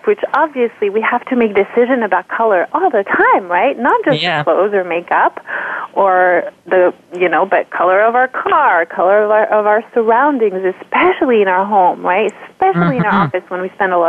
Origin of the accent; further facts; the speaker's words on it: France; moved away as an adult; now in United States; I am from France. I grew up in France. And I've been in the U.S. about 16 years at this point